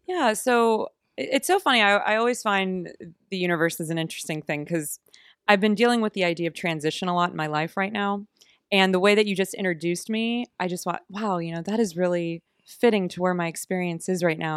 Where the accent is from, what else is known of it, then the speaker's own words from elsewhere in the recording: Oakmont, Pennsylvania, United States; also born or lived in Pittsburgh; I grew up in Oakmont, Pennsylvania, so a little suburb outside of Pittsburgh